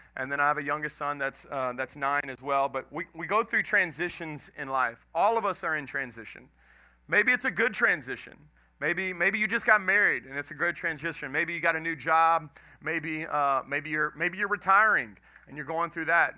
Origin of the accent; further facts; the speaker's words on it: Houston, Texas, United States; moved away as an adult; also born or lived in Dallas, Texas / Lafayette, Louisiana / Jennings, Louisiana; now in Welsh, United States; I'm from Texas, grew up in Texas, grew up in Houston.